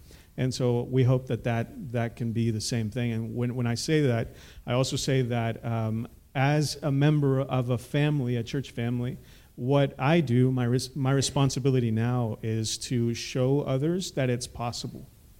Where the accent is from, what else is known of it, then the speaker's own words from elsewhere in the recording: Sulphur Springs, Texas, United States; also born or lived in Dallas, Texas; Again, thank you for having us. My background is I was born here in Dallas. My parents are migrants from Mexico. Essentially, they're missionaries because my dad came here to be equipped and to become a pastor. And so he's pastored here for over 35 years. And so I grew up in Sulphur Springs, Texas.